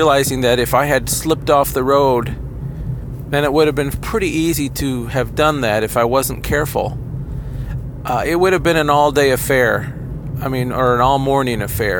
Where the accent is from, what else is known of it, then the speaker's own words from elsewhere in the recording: Kalamazoo, Michigan, United States; I'd commute back into my hometown of Kalamazoo